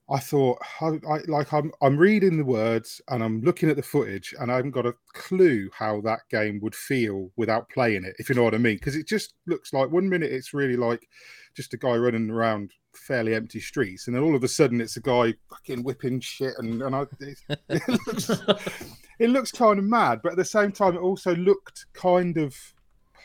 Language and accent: English; Kettering, East Midlands, United Kingdom; I'm from Kettering